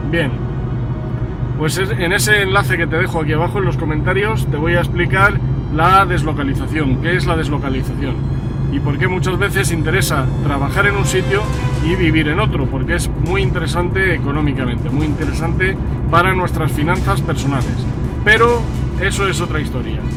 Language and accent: Spanish; Madrid, Community of Madrid, Spain; now in Segovia, Spain; soy madrileño de nacimiento, aunque bueno, pues eh, ciudadano del mundo de adopción He vivido en varios sitios, he vivido en Madrid hasta 2004